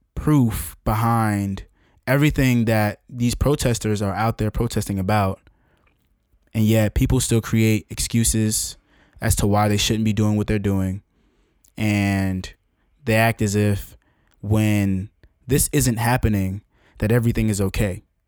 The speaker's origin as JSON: {"language": "English", "country": "United States"}